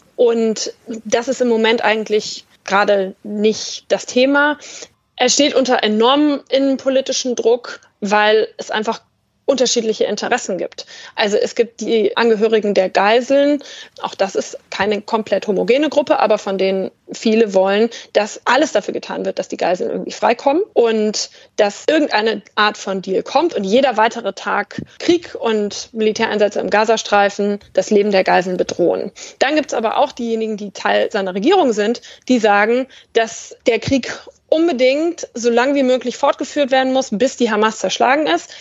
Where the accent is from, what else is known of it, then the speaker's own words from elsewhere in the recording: Germany; moved away as an adult; now in Tel Aviv, Israel; wenn ich als Deutsche im Westjordanland unterwegs bin